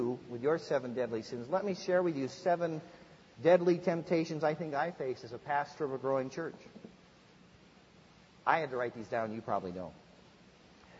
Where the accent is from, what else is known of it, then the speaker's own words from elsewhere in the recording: Midwest, United States; I grew up in the Midwest, and we just didn't have a lot of big churches.